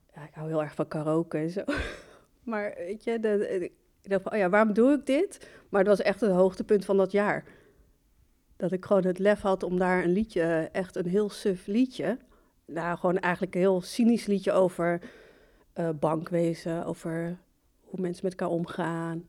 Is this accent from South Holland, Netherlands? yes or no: no; Barneveld, Gelderland, Netherlands; moved away as an adult; also born or lived in Morocco; now in Amsterdam, Netherlands; ik ben in Marokko geboren, Ik kom uit een islamitische familiegezin, ehm, opgegroeid in Barneveld, de Bijbelbelt